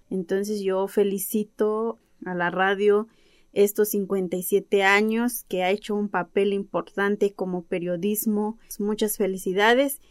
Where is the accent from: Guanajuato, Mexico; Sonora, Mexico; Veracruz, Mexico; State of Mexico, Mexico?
Veracruz, Mexico; Ayotuxla, Tezcatepec; yo soy de la comunidad de Ayotuxla y soy otomí. Eh, bueno, vengo del municipio de Tezcatepec